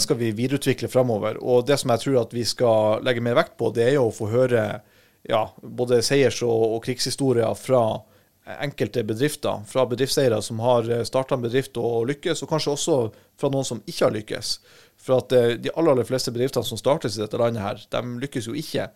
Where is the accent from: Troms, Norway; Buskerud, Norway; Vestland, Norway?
Troms, Norway; Harstad; jeg kommer fra Harstad i, i Troms og Finnmark